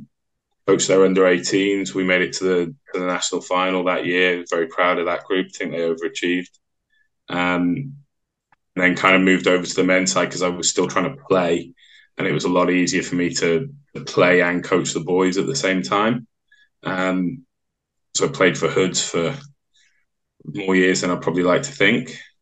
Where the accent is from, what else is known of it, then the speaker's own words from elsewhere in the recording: Wallasey, North West England, United Kingdom; born there; I was born in Croke Park Hospital in Wallasey, which is near Birkenhead on the Wirral. Okay. I don't have the accent because my mum's from down south